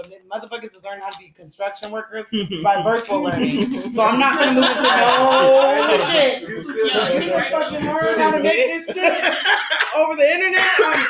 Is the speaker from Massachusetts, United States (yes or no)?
no; California, United States; now in the South, United States; I'm from California. My mom is white and black.